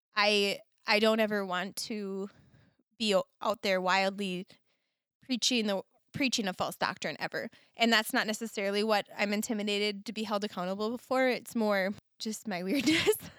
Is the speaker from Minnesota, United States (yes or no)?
yes; Minnesota, United States; I'm very Minnesotan, very Scandinavian in nature